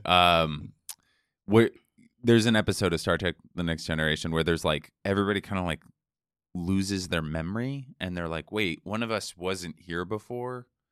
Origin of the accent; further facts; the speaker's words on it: Seattle, Washington, United States; moved away; I'm from Seattle